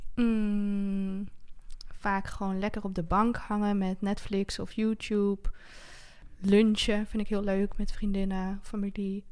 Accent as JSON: {"language": "Dutch", "region": "Friesland", "country": "Netherlands", "tie": "born or raised there", "also_born_or_lived": "Groningen", "moved": "as an adult", "lives_now": "Heerenveen, Netherlands", "said": "Ik ben geboren in Friesland"}